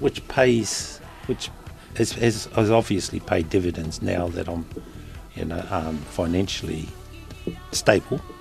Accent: Invercargill, Southland, New Zealand; moved away as an adult; I was born and bred in Invercargill, brought up, um, although I whakapapa to Waikato and Taitokero, uh, I was born here in Invercargill, schooled here in Invercargill

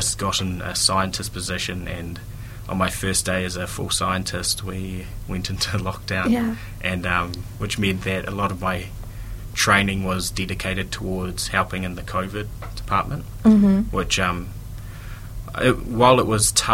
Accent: Dunedin, Otago, New Zealand; I'm from Dunedin originally.

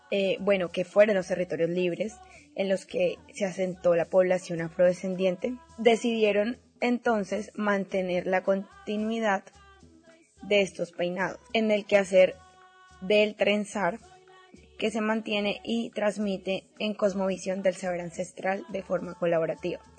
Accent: Colombia; decirle a todas las chicas colombianas que nos escuchan que en este momento tan difícil que se vive en mi país es más que necesario que nos apoyemos

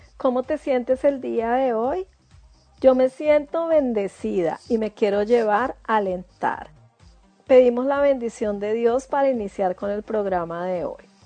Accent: Ibagué, Tolima, Colombia; moved away as an adult; also born or lived in Bogotá, Colombia; now in New Zealand; soy de Bogotá, Colombia. Me crié en Ibagué, Tolima, y luego regresé a Bogotá en el año 93.

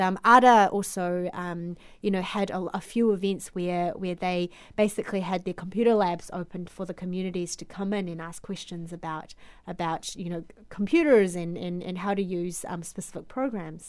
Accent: Auckland, New Zealand; moved away as an adult; also born or lived in Guangzhou, China; now in Christchurch, New Zealand; migrated to New Zealand when I was seven in 1997.

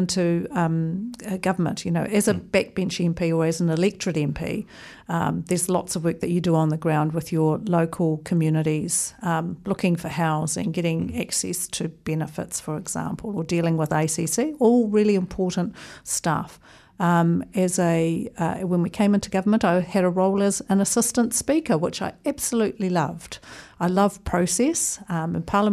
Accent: Auckland, New Zealand; moved away as an adult; also born or lived in Wellington; now in Christchurch, New Zealand; I was here for a grand total of 14 days before we moved to Auckland, where I did my schooling and, right, and pretty much grew up there.

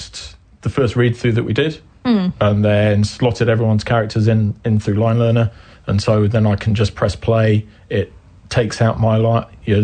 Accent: England, United Kingdom; now in New Zealand; I'm English

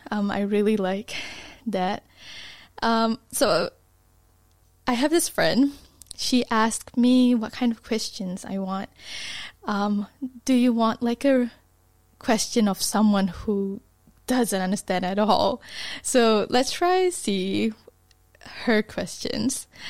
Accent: Malaysia; now in Dunedin, New Zealand; I was from Malaysia. Malaysia is, like, really hot

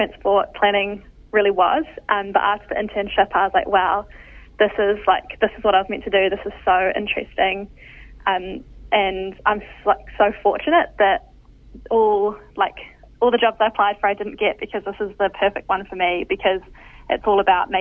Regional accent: Raglan, Waikato, New Zealand; I grew up just outside of Whangaroa, Raglan, on the side of some beautiful native bush.

